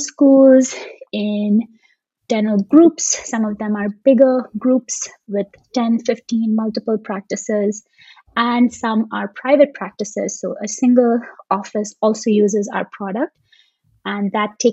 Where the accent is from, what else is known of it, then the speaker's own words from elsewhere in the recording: Dubai, United Arab Emirates; moved away as an adult; also born or lived in India / Seattle, Washington; now in Bay Area, United States; So Dubai is still home for me in a lot of ways. That's where I grew up.